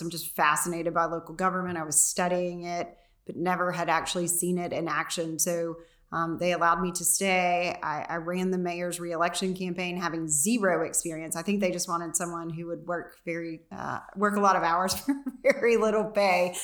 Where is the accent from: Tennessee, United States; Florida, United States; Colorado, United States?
Tennessee, United States; McMinnville; I grew up in McMinnville.